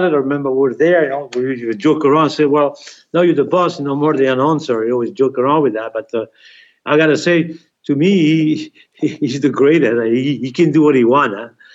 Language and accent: English; Belgium; English is a second language; moved away as an adult; I was raised in Belgium